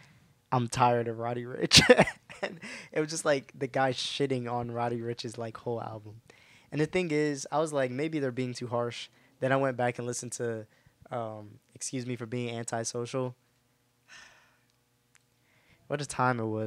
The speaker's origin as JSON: {"language": "English", "region": "New Jersey", "country": "United States", "said": "I'm from New Jersey"}